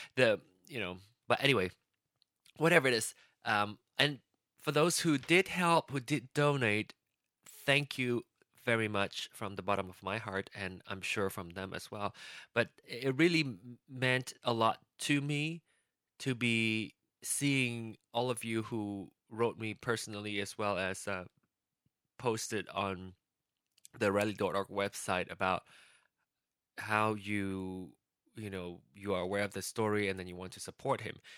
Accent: Malaysia; now in United States; I still have my Malaysian passport. Technically, that won't work anymore because I'm an American now

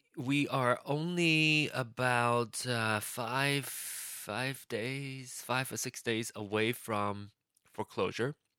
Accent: Malaysia; now in United States; I still have my Malaysian passport. Technically, that won't work anymore because I'm an American now

